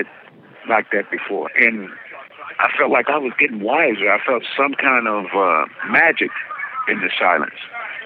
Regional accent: Barstow, California, United States; I'm from Barstow, the heart of the high desert. You know, and I was telling her, that's the only place I knew until they brought me here.

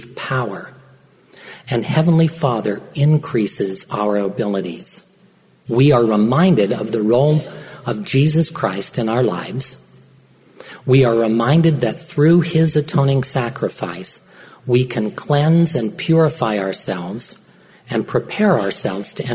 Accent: Perry, Utah, United States; I grew up in Perry, Utah

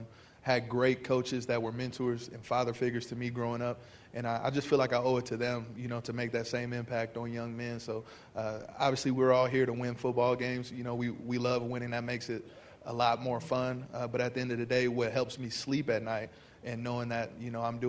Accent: St. Louis, Missouri, United States; Yes, I grew up in St. Louis, Missouri, and then I...

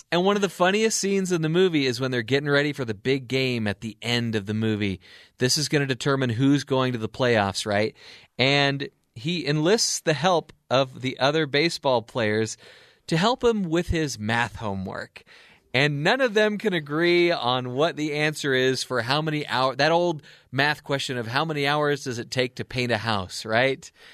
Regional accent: Anaheim, California, United States; I'm from Anaheim

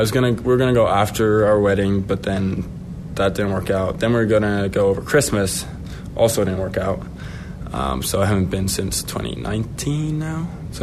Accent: Finland; Sure. I mean, it's a small, well, I guess kind of big country, but compared to the U.S., it's small. We only have 5.5 million people, so population small for sure.

